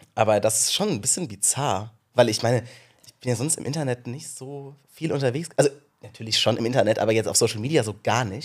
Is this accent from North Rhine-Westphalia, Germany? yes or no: no; Rhineland-Palatinate, Germany; ich bin aus, auf einem kleinen Kaff in Rheinland-Pfalz groß geworden